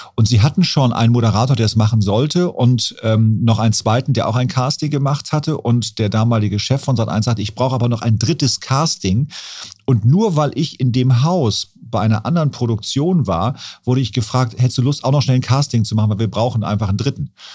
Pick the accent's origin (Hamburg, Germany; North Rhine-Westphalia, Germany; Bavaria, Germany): Hamburg, Germany; da bin ich quasi am Fuße des AEZs groß geworden